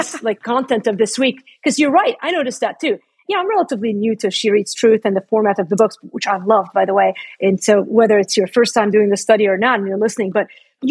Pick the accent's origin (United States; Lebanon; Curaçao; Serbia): Lebanon; That's my home country, by the way. I'm Lebanese.